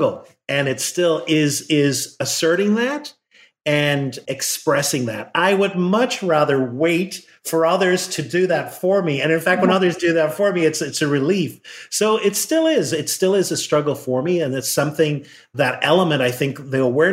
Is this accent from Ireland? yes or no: yes; Ireland; moved away as an adult; now in United States; I grew up in Ireland